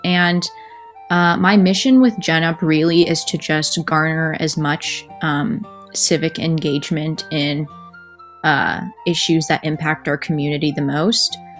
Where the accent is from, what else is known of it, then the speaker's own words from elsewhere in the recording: Central Valley, California, United States; growing up in the Central Valley